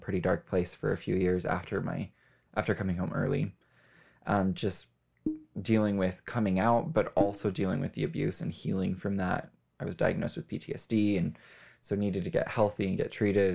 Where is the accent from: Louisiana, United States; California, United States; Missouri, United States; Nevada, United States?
Nevada, United States; Las Vegas; I was born and raised in Las Vegas.